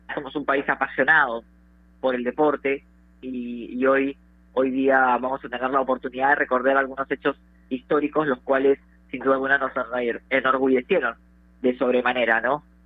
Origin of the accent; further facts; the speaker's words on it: Peru; somos peruanos